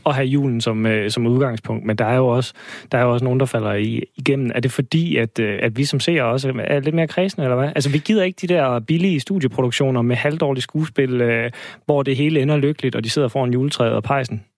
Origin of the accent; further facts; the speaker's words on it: Denmark; vi som danskere